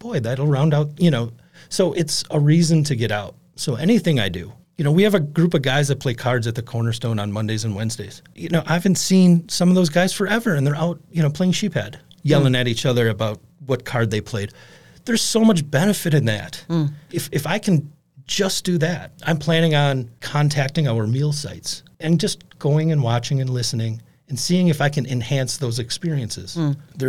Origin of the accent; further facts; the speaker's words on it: Appleton, Wisconsin, United States; I grew up in Appleton, in the Fauchery Valley.